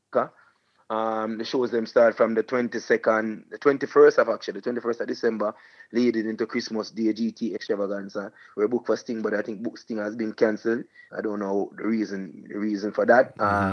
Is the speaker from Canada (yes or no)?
no; Portmore, Saint Catherine, Jamaica; I'm from Portmore, so I'm also doing my regular every year family fun day where I give back to my community.